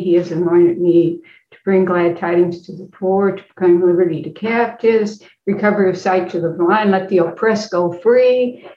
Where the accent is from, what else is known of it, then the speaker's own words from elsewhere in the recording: Effingham, Illinois, United States; moved away as an adult; now in St. Louis, United States; I am from uh, Effingham, Illinois, and uh, came to St. Louis